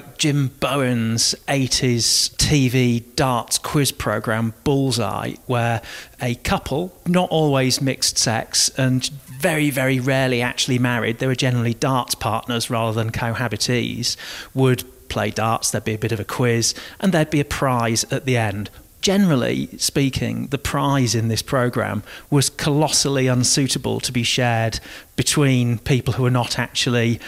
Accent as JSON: {"language": "English", "town": "Hull", "region": "Yorkshire and the Humber", "country": "United Kingdom", "tie": "born or raised there", "moved": "yes", "said": "I left my hometown of Hull many years ago"}